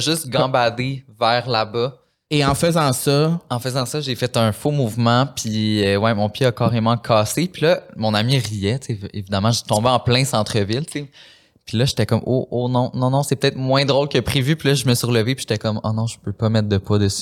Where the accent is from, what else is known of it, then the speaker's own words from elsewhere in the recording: Saint-Lin–Laurentides, Quebec, Canada; je viens de Saint-Lin